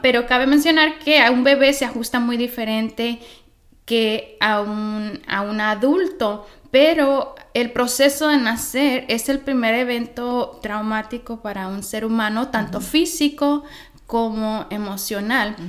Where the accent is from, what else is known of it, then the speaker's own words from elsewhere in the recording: Michoacán, Mexico; moved away as an adult; also born or lived in Los Angeles, United States; soy originalmente de Michoacán, pero a los 19, 20 años vine a Los Ángeles